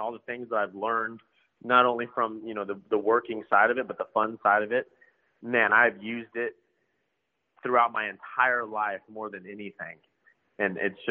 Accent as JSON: {"language": "English", "region": "South Texas", "country": "United States", "tie": "born or raised there", "said": "Growing up in South Texas"}